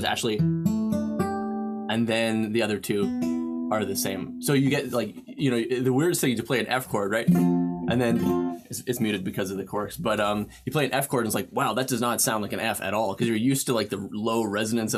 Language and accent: English; Canada; moved away as an adult; now in United States; I'm Canadian